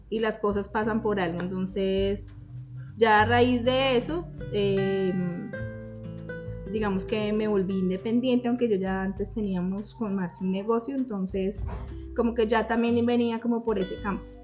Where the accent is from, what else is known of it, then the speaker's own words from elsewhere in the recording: Zipaquirá, Cundinamarca, Colombia; gracias por la invitación, Chris. Em, también soy aquí de Zipaquirá, toda la vida vivido aquí en Zipaquirá.